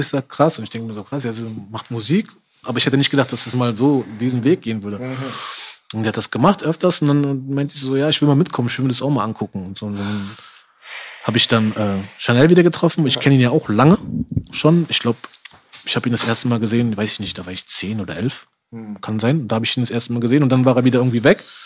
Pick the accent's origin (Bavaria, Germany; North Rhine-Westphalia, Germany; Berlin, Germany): Berlin, Germany; also born or lived in Spandau, Berlin; wo ich 14 geworden bin, sind wir ähm, rausgezogen aus Charlottenburg, sind nach Spandau gezogen, nach Haselhorst